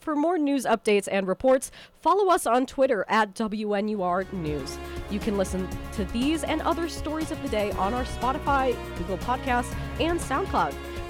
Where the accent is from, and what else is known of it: Miami, Florida, United States; moved away as an adult; now in Evanston, United States